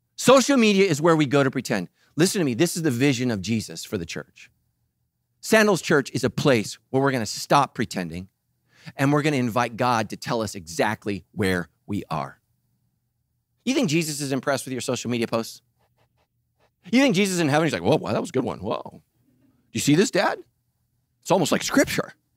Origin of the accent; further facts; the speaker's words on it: Sacramento, California, United States; I grew up in Sacramento